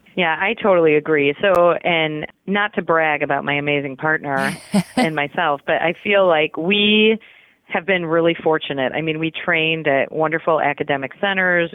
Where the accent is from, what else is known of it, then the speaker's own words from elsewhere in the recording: Chicago, Illinois, United States; moved away as an adult; now in St. Louis, United States; I was born and raised in Chicago. So, I've always been a Midwest girl